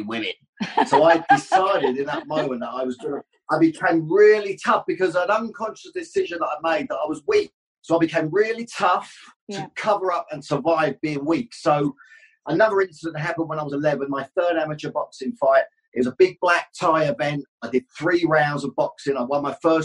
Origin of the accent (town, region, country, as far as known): Luton, East of England, United Kingdom